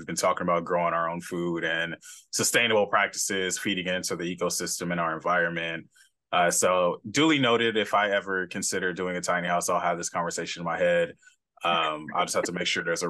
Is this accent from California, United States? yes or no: yes; Los Angeles, California, United States; I'm from South Central Los Angeles